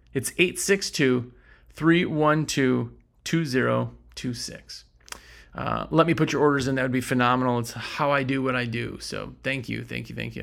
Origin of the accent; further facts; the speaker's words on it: Wisconsin, United States; now in North Carolina, United States; I'm from Wisconsin